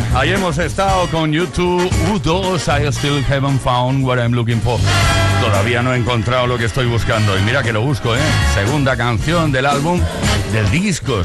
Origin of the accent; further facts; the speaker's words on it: Vigo, Galicia, Spain; somos de Vigo